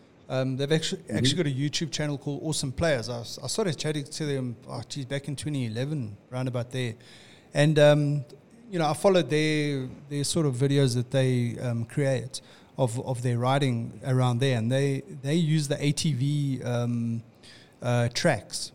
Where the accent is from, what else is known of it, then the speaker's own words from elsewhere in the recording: Witbank, Mpumalanga, South Africa; I grew up in Witbank